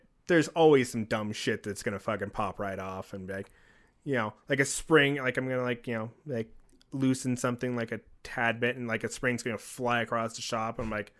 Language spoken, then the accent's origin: English; California, United States; born there; What? Why do you think I was born in Mexico? I was born in California.